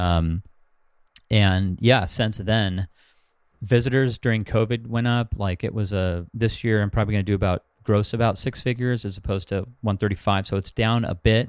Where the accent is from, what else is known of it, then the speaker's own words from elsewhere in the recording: Huntington Beach, California, United States; also born or lived in Los Angeles, California / Bay Area, California; I'm from Huntington Beach, Orange County, where I live now, but I lived in L A for four years.